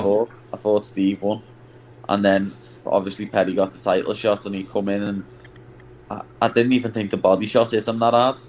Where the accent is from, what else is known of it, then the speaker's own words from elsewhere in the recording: Liverpool, North West England, United Kingdom; I'm not English. I'm Scouse.